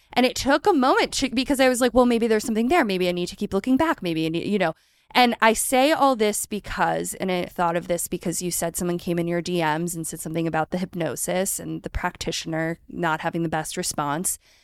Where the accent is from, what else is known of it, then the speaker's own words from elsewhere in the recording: right outside of Philadelphia, Pennsylvania, United States; I grew up right outside of Philadelphia